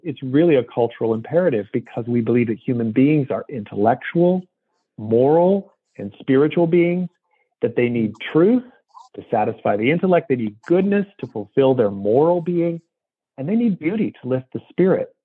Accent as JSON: {"language": "English", "country": "United States", "said": "as the American uh, that I am"}